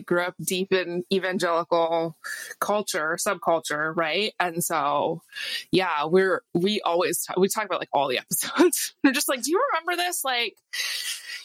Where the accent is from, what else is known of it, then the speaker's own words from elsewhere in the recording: Portland, Oregon, United States; also born or lived in Seattle; I grew up in Portland, born and raised, lived in the Pacific Northwest my entire life